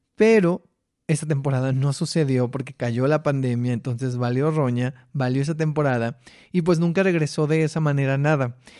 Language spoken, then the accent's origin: Spanish; Mexicali, Baja California, Mexico; las fotos de mi niñez con mis hermanos en Mexicali.